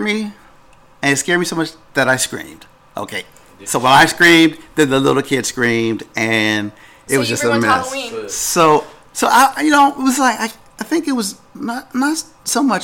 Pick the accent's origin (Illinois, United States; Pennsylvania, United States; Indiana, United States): Pennsylvania, United States; I grew up in Pennsylvania